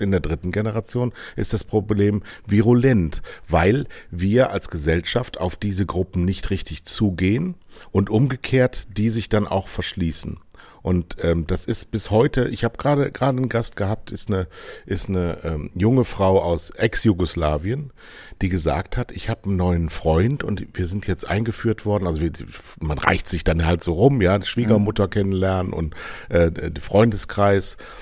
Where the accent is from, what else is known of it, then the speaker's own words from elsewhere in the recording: Rhineland, Germany; also born or lived in Southern Germany; now in Northern Germany; Das ist meine Herkunft